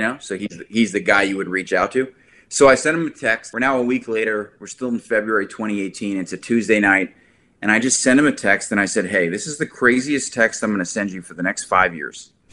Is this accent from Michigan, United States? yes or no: no; New Jersey, United States; I'm from New Jersey